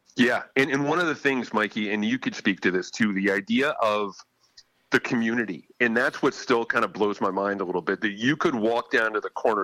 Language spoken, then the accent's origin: English; Farmington, Connecticut, United States; also born or lived in Suffield, Connecticut; I grew up in Farmington in Suffield.